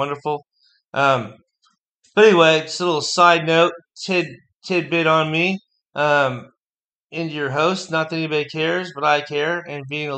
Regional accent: United States; being an American, being in the melting pot as it is

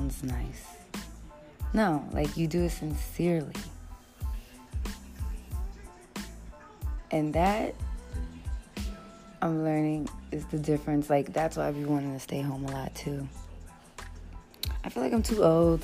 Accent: New York, United States; being a New Yorker

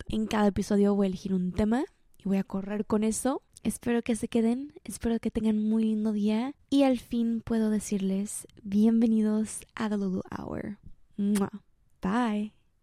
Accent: Mexico; now in United States; Soy mexicana, estoy viviendo en Estados Unidos sola con mi perro

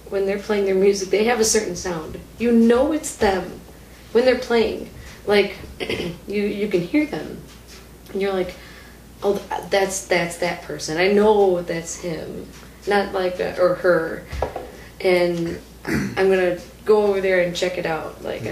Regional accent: Paddock Lake, Wisconsin, United States; also born or lived in Waukegan, Illinois; that's my stomping grounds, is Paddock Lake

